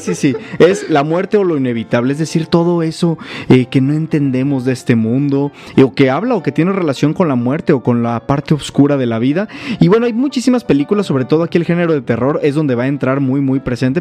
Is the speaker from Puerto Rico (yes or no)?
no; Mexico; identifica como mexicanos